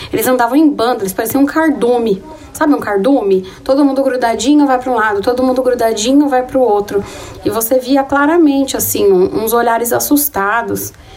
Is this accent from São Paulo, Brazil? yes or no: yes; Taboão da Serra, São Paulo, Brazil; moved away as an adult; a minha vida aqui na periferia, foi onde eu cresci